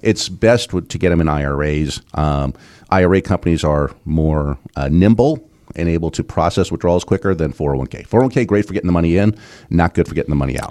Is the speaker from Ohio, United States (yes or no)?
no; Southern California, United States; when I was a kid, growing up in Southern California